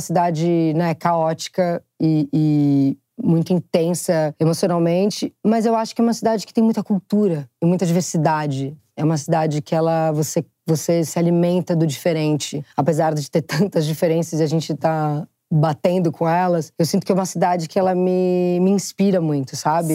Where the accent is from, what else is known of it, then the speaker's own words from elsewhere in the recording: São Paulo, Brazil; eu sou muito paulista